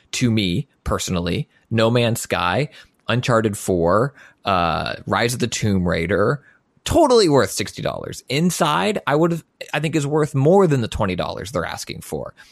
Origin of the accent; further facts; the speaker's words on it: United States; I'm an American